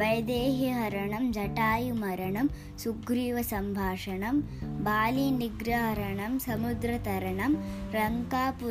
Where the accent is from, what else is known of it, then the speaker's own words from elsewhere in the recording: Bangalore, Karnataka, India; I'm from Bangalore